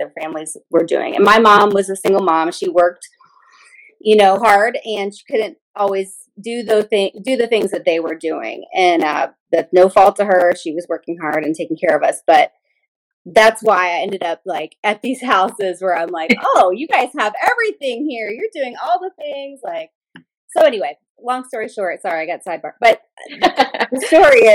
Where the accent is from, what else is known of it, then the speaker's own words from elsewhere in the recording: Louisville, Kentucky, United States; that's where I'm from